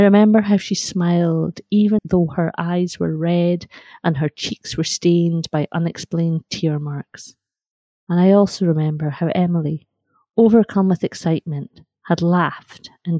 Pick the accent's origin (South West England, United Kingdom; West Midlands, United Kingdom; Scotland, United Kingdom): Scotland, United Kingdom; Carnoustie; growing up in Carnoustie beside the seaside